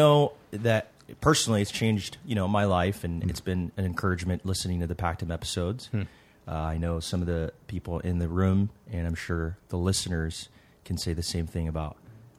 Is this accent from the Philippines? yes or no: yes; Philippines; moved away as an adult; also born or lived in Los Angeles; now in San Diego, United States; I live in San Diego, so I'm a local here, but not originally from San Diego, originally from the Philippines.